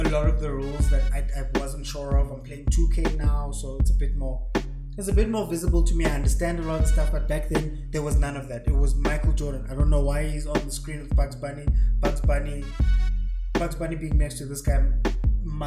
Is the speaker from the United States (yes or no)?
no; South Africa; I'm from South Africa